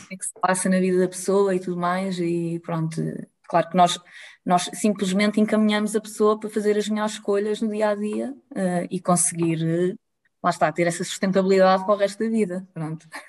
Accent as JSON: {"language": "Portuguese", "region": "Lisbon", "country": "Portugal", "moved": "as an adult", "lives_now": "Pombal, Portugal", "said": "eu sou de Lisboa"}